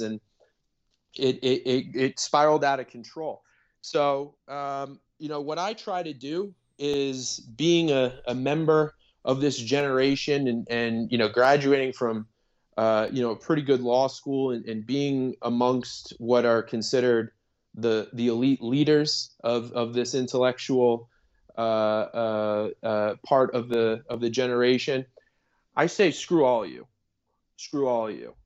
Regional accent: Boston, Massachusetts, United States; moved away as an adult; also born or lived in Chicago / Los Angeles; I'm originally from the Boston area

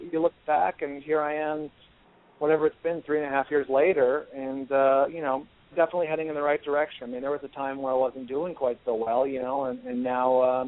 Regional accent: California, United States; and I'm from the Bay Area, the San Francisco Bay Area.

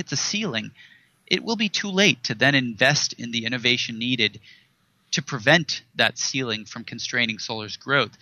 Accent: Silicon Valley, California, United States; I grew up in Silicon Valley. About a stone's throw from Stanford University

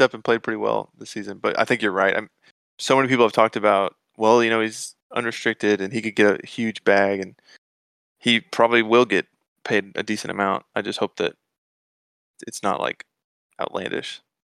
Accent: Atlanta, Georgia, United States; moved away as an adult; now in Dallas, United States; I grew up in Atlanta, and, um, lived there my whole life and moved to Dallas in, in, like, twenty eighteen

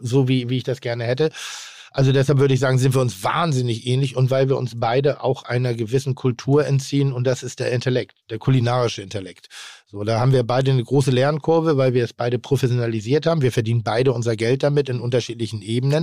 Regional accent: Northern Germany, Germany; ich bin nun mal in Norddeutschland groß geworden

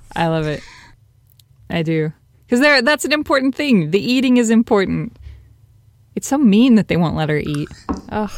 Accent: Las Vegas, Nevada, United States; being from Las Vegas

